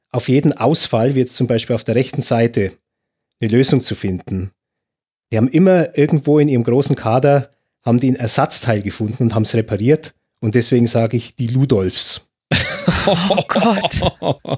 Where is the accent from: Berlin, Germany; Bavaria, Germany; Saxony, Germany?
Bavaria, Germany; Augsburg; born there; Also ich, ich stehe dann, dann für beide Seiten als, als Augsburger, der, als gebürtiger Augsburger, der in, in, in München arbeitet.